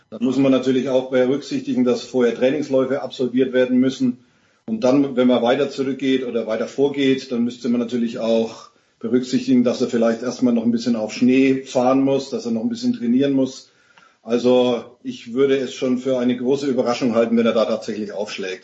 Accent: Bavaria / Franconia, Germany; als Bayer oder Franke

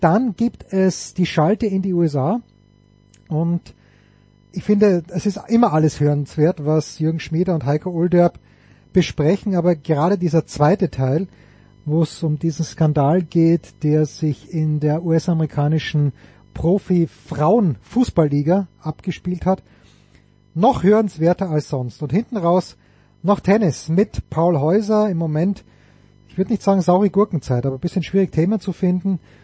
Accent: Austria; sind wir Österreicher

